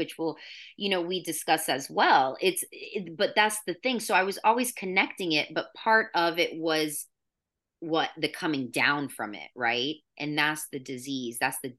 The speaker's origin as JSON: {"language": "English", "region": "New York", "country": "United States", "said": "So I come from New York and I was just like, screw you, I don't want"}